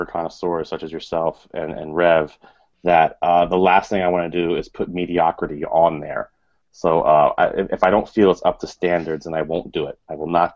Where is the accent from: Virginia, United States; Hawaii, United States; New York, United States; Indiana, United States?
Virginia, United States; Richmond; now in Connecticut, United States; I grew up down south in Richmond, Virginia